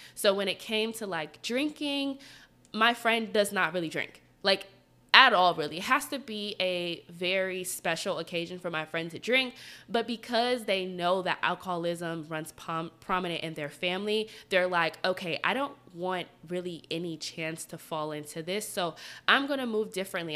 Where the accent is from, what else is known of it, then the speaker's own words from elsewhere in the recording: Atlanta, Georgia, United States; moved away as an adult; now in Washington, D.C., United States; so I'm from Atlanta. I've lived in Atlanta my whole life.